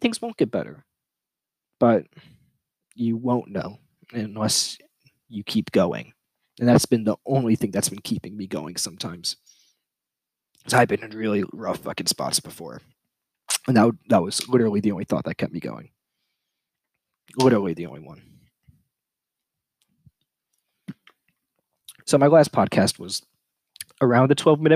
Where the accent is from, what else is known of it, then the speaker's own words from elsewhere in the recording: United States; I'm American. I live in a first world country.